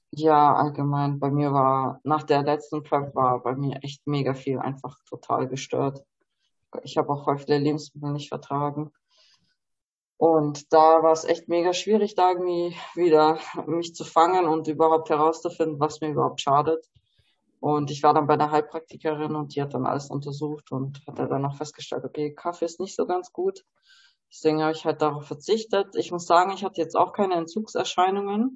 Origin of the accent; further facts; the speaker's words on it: Germany; ich bin zwar in Deutschland geboren, aber habe halt auch ein polnische Wurzel